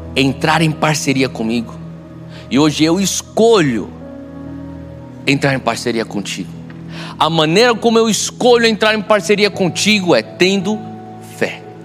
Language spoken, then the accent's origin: Portuguese; Brazil; como brasileiros